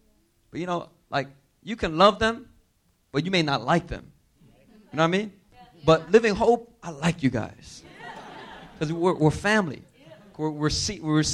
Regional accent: Philadelphia, Pennsylvania, United States; moved away as an adult; also born or lived in New York; now in Korea; I grew up in inner city Philadelphia.

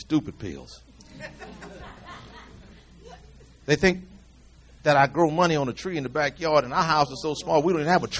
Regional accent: United States; I'm from America.

